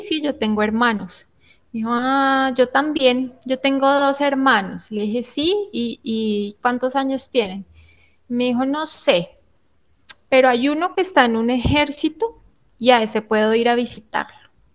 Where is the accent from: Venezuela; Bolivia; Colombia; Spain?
Colombia; nosotros como colombianos